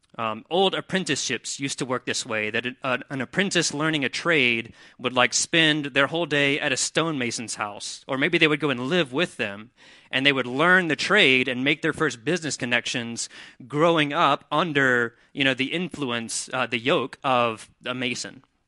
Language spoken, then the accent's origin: English; Mississippi, United States; now in Wilmington, United States; I'm from Mississippi